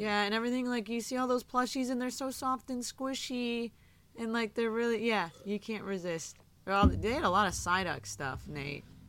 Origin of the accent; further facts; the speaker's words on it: Michigan, United States; I grew up in Michigan